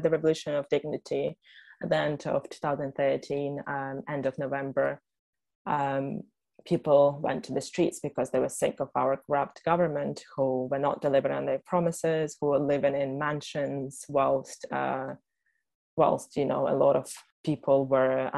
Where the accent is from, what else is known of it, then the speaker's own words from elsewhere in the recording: Ukraine; we come from the Soviet Union where religious holidays were not allowed, were banned. New Year's Eve became the new Christmas for Ukrainians